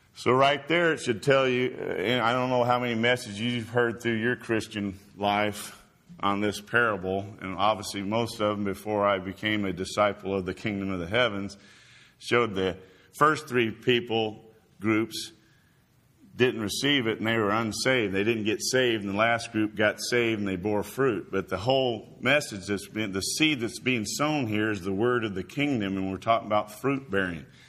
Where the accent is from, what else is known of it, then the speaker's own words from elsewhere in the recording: Indiana, United States; also born or lived in Florida; now in Chattanooga, United States; we're both from Indiana